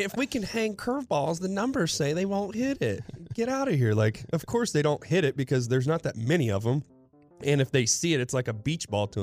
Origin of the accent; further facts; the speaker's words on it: Ohio, United States; I'm from Ohio